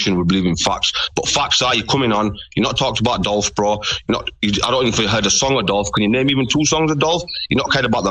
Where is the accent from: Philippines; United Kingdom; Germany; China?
United Kingdom; England; I'm from England